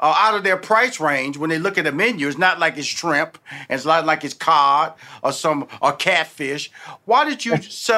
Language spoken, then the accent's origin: English; Houston, Texas, United States; So I'm about to go back home here a little bit, and I'm from Houston, Texas, born and raised.